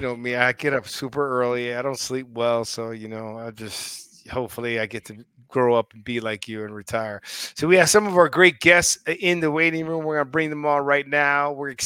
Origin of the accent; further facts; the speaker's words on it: Maine, United States; I'm from Maine.